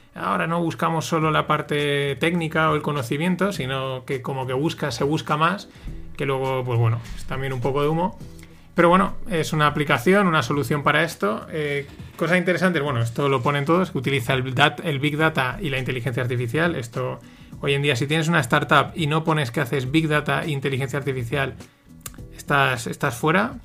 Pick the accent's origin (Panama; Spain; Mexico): Spain; los españoles no sabemos vender